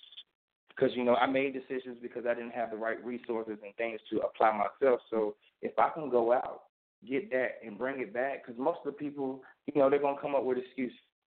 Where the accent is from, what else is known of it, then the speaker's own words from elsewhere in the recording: Wilson, North Carolina, United States; I'm actually from Wilson, North Carolina.